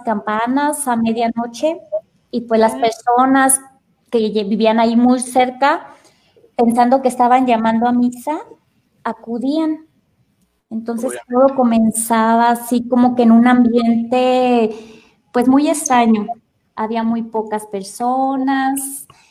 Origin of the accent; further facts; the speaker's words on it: Salamanca, Guanajuato, Mexico; also born or lived in Chiapas, Mexico; soy de aquí de Salamanca